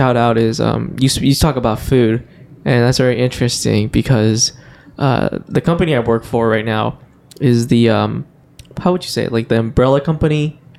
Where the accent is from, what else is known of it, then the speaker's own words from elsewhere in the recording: Fremont, California, United States; I grew up in the Fremont area, so I would say that we have more of an Asian population down there.